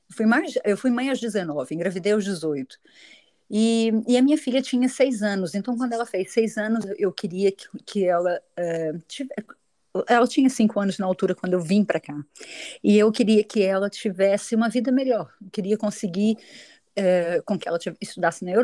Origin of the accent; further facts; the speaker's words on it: Madeira, Portugal; Eu até digo que eu sou madeirense, não sou portuguesa.